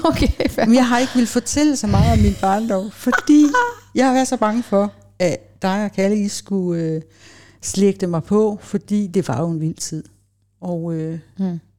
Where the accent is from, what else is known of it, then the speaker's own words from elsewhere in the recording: Copenhagen, Capital Region of Denmark, Denmark; Jeg voksede op i København, og folk tænker, ah, det er vist ikke rigtigt.